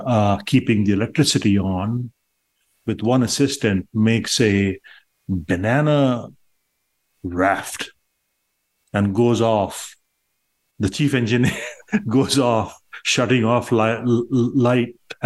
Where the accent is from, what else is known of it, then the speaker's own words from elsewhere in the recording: Patna, Bihar, India; also born or lived in Boston, United States; now in Miami, United States; I was born in a town called Patna, which was or is still the capital of the state of Bihar in India